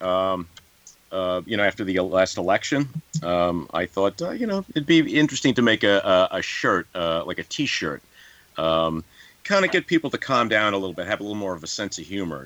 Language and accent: English; New York, United States; I'm from New York